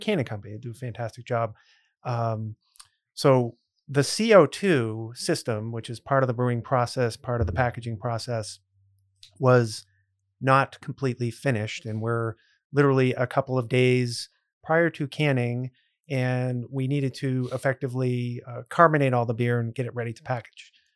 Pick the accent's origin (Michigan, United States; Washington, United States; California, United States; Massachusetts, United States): Massachusetts, United States; Grafton; I grew up in a town called Grafton, which is right near Worcester